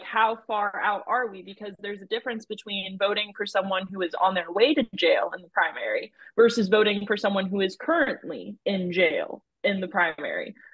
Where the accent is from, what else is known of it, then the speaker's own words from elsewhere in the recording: Fulton County, Georgia, United States; I, as someone who's a Georgia voter and from Georgia, so obviously I'm actually from Fulton County